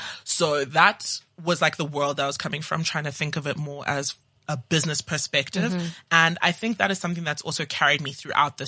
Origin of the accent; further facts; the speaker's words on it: Johannesburg, Gauteng, South Africa; also born or lived in Zimbabwe / Cape Town / Nigeria; now in Johannesburg, South Africa; I am Nigerian by heritage. I was born in Zim and I grew up in Johannesburg, went to school in Cape Town, and now I'm back in the mother city.